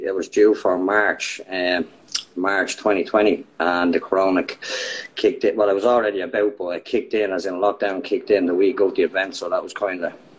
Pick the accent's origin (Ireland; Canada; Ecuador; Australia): Ireland; Dublin, Leinster; I'm originally from Bettercairn in Talla. It's a posh part in Talla.